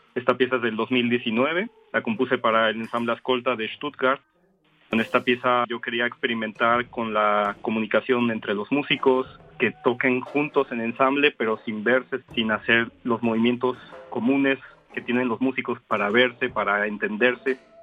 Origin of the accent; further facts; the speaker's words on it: Orizaba, Veracruz, Mexico; now in Germany; soy un compositor mexicano de Orizaba, Veracruz, radico en Alemania